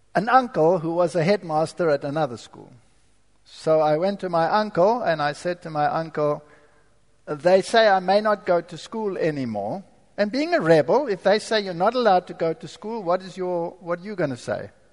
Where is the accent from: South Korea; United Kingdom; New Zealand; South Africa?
South Africa; moved away; I was born in Africa, so I'm not a German German. I'm a German with a stamp which says made in South Africa